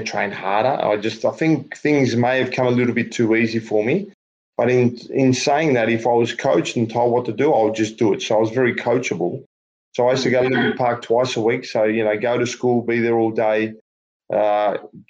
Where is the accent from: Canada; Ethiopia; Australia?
Australia; Melbourne, Victoria; I grew up in Lalor Thomastown. It was the northern part of Melbourne.